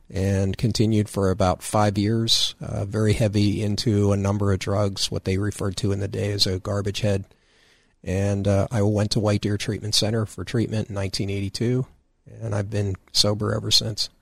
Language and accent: English; Danville, Pennsylvania, United States; from Danville, Riverside area.